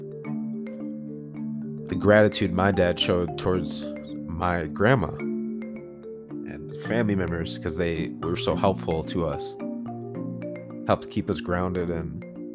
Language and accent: English; Woodbury, Minnesota, United States; also born or lived in St. Paul, Minnesota; we relocated from St. Paul to Woodbury